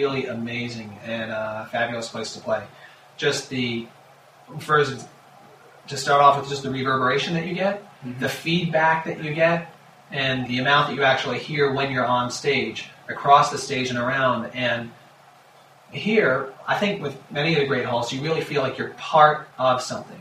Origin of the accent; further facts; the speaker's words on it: New Jersey, United States; moved away as an adult; also born or lived in Pittsburgh / New York; I grew up in New Jersey